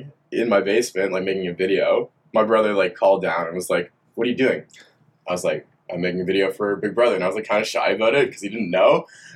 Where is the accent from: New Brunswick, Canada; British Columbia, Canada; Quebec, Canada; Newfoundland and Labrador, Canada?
Quebec, Canada; Montreal; moved away as an adult; also born or lived in Orleans, Ottawa, Ontario; I lived in Montreal up until 18.